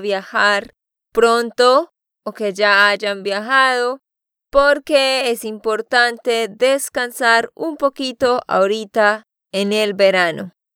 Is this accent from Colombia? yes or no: yes; Santander, Colombia; de Santander, Colombia